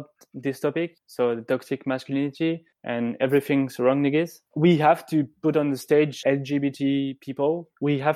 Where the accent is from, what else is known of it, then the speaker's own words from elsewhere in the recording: French Riviera, Provence-Alpes-Côte d'Azur, France; when I was young and I was growing up on the French Riviera.